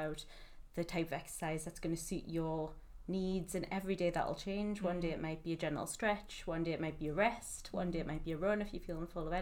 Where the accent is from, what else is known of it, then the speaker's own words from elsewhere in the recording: Newcastle upon Tyne, North East England, United Kingdom; moved away as an adult; now in Manchester, United Kingdom; I'm from Newcastle originally, and I've lived in Manchester for the past 5 years